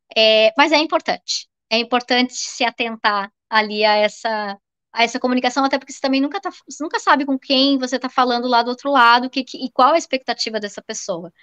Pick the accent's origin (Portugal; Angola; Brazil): Brazil; Florianópolis, Santa Catarina; sou aqui de Florianópolis